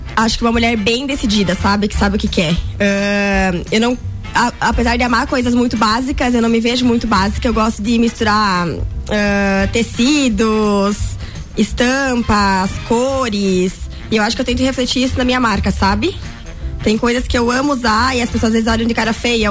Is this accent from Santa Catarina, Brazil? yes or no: yes; Chapecó, Santa Catarina, Brazil; also born or lived in Balneário Camboriú; now in Lages, Brazil; Eu venho de Chapecó, mas eu tava morando em Balneário